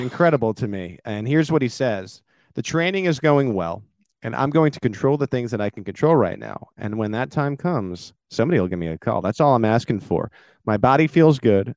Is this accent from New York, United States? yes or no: yes; New York, United States; come from a melting pot. That's what they call New York